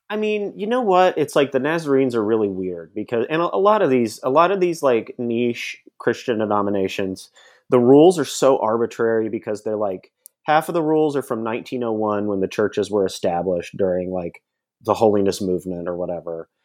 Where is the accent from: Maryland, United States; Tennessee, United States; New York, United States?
Tennessee, United States; Nashville; I grew up in Nashville, Tennessee